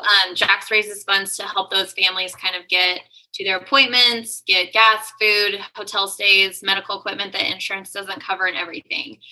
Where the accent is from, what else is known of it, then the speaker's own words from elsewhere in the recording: San Luis Obispo, California, United States; moved away as an adult; also born or lived in Atascadero, California / San Francisco, California / Austin, Texas; now in Dallas, United States; I'm actually born and raised in San Luis Obispo